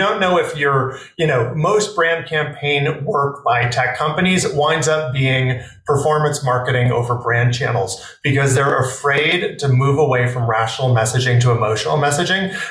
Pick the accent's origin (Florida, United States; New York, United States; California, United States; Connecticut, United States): New York, United States; New York City; I grew up in New York City in Manhattan